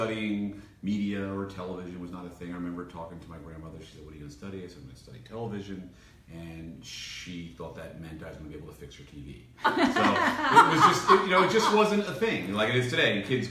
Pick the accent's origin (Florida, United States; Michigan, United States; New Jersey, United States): New Jersey, United States; Paterson; moved away as an adult; also born or lived in Boston; Grew up in Paterson, New Jersey, which is northern New Jersey. 15 miles outside of New York City, barely, maybe 10.